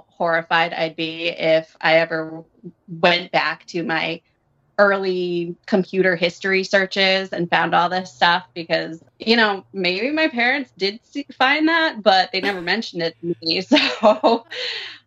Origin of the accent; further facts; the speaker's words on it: suburb of Providence, Rhode Island, United States; I am from Rhode Island, and I work in investments. I grew up in a small town, suburb of Providence, Catholic